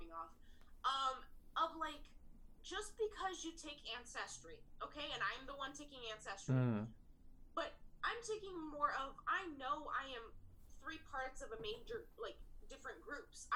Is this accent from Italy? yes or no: no; Greece; first language Greek; English is a second language; moved away; my first language was Greek.